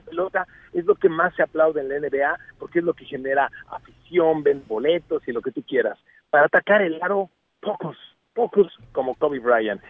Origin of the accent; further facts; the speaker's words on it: Mexico; vengo de México